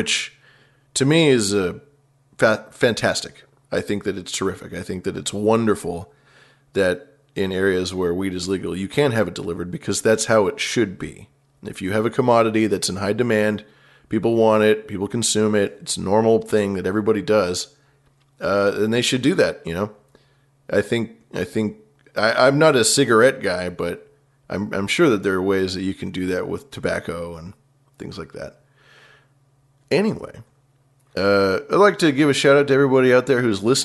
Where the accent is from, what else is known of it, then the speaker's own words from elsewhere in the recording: West Coast, United States; also born or lived in Bay Area; I'm from the West Coast